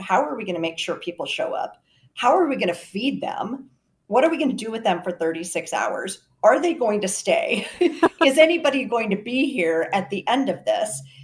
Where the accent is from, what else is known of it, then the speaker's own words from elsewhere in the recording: Garner, Iowa, United States; I'm from Garner, Iowa, North Central Iowa